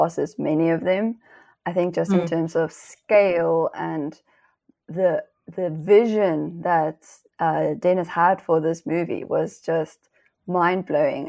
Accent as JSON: {"language": "English", "country": "Namibia", "moved": "yes", "said": "I'm originally from Namibia"}